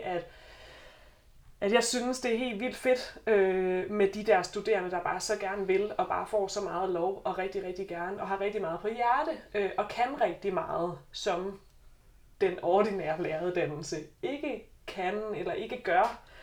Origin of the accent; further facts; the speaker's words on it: South Jutland, Southern Denmark, Denmark; moved away as an adult; now in Copenhagen, Denmark; jeg kommer fra Sønderjylland. Måske kommer det til at skinne lidt igennem